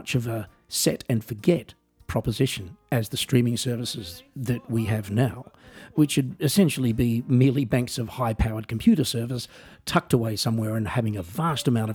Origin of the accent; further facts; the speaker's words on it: Australia; moved away; I am an Australian musician, singer-songwriter, comedian, and coffee enthusiast, and I also work as a piano entertainer in Europe